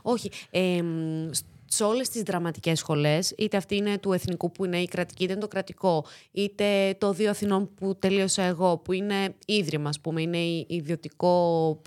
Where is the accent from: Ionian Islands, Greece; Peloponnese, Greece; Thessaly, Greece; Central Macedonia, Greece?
Central Macedonia, Greece; Thessaloniki; first language Greek; moved away as an adult; also born or lived in Corfu; now in Athens, Greece; Θεσσαλονικιά είμαι. Γεννήθηκα, μεγάλωσα στη Θεσσαλονίκη